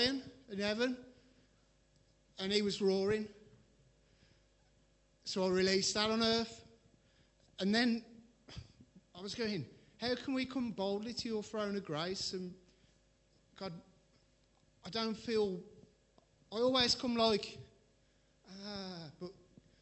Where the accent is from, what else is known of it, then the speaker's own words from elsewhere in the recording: England, United Kingdom; we're all English